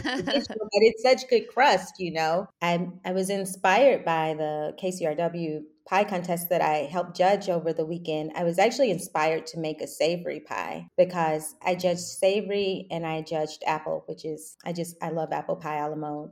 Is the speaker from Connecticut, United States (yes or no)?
no; Louisville, Kentucky, United States; moved away as an adult; also born or lived in New York / Brooklyn; I'm from Kentucky, um, Louisville originally